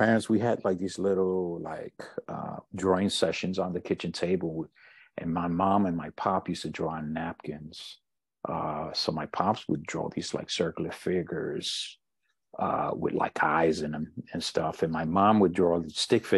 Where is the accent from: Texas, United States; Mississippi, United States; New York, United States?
New York, United States; New York City; also born or lived in Puerto Rico; I'm born and raised in New York, born and raised in Harlem. And I'm presently living in the Bronx